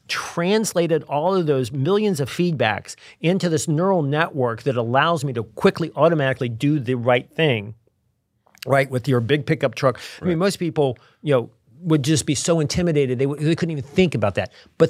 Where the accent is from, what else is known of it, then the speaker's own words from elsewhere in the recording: Virginia, United States; also born or lived in Milwaukee; I remember I grew up in Virginia. I didn't really know any Jewish people. And I moved to Milwaukee.